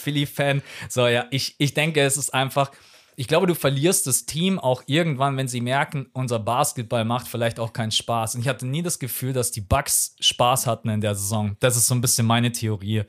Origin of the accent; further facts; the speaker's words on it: Munich, Bavaria, Germany; Ich bin gebürtiger Münchner, bin hier aufgewachsen